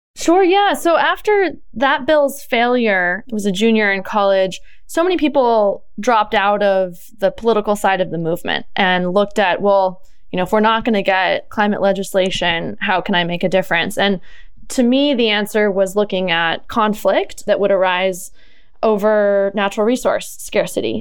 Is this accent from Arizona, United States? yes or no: no; Southern Oregon, United States; I'm originally from Southern Oregon. My mom is a organic cut flower farmer. So I grew up down there on the farm